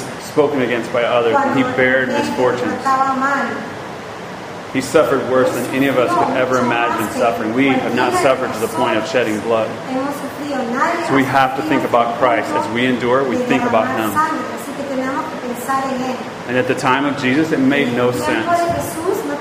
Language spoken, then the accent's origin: English; Georgia, United States; I'm from Georgia